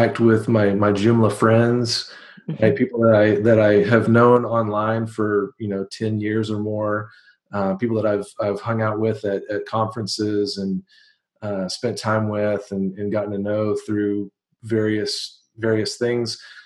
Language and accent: English; Waco, Texas, United States; I'm from Waco, Texas